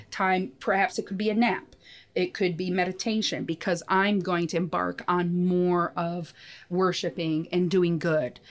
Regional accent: United States; I grew up in the States

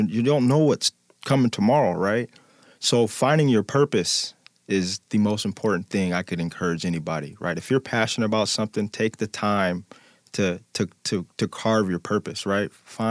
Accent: Midwest, United States; I'm a gritty kid. I've been a gritty kid. I'm from the Midwest. So I always had bigger cousins.

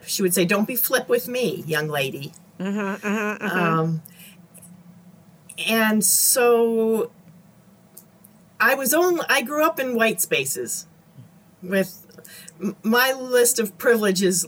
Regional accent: Dearborn Heights, Michigan, United States; I grew up in Dearborn Heights, Michigan.

